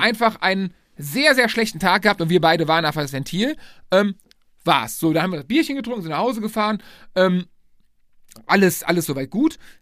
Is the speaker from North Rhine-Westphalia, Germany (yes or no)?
yes; Lohmar, North Rhine-Westphalia, Germany; sind dann nach Loma zurückgekommen, äh, mein Heimatdorf